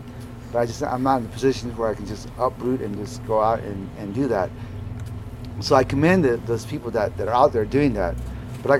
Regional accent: Southern Arizona, United States; I come from South Arizona

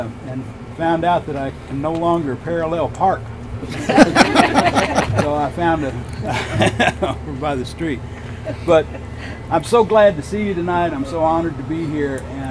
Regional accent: Oklahoma, United States; moved away as an adult; also born or lived in Arizona; I'm originally from Oklahoma. I'm enrolled with the Cherokee Nation

